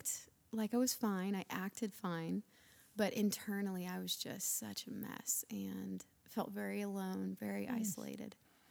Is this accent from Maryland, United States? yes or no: no; Lookout Mountain, Northern Alabama, United States; also born or lived in Florida; Grew up in Alabama